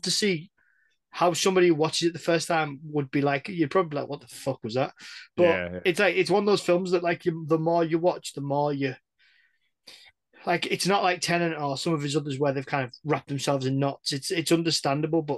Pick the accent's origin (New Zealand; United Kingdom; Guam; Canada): United Kingdom; England; we're English. We're British.